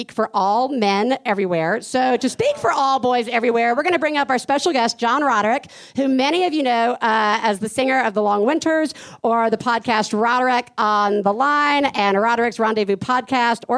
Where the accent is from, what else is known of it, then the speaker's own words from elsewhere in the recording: Deep South, United States; I grew up in the Deep South, and Ouija boards were the devil's tool